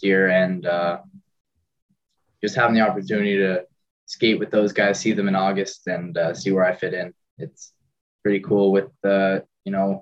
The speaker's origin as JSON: {"language": "English", "town": "Bedford", "region": "Nova Scotia", "country": "Canada", "tie": "born or raised there", "said": "They're my hometown"}